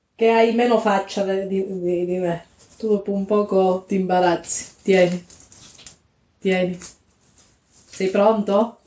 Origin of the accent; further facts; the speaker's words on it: Calabria, Italy; nelle vie del mio paesino in Calabria